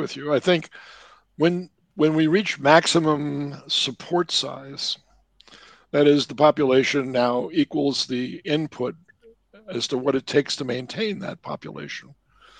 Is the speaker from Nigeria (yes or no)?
no; San Leandro, California, United States; also born or lived in New Orleans, Louisiana, United States; now in New Jersey, United States; We grew up in San Leandro, which is a suburb